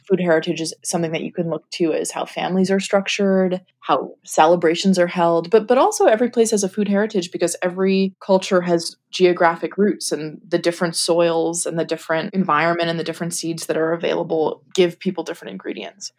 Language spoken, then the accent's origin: English; New York, United States; I grew up in New York. We both live in New York